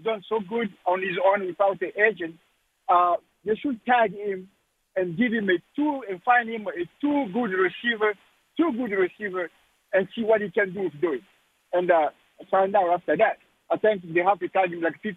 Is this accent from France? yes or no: yes; France; I'm from France.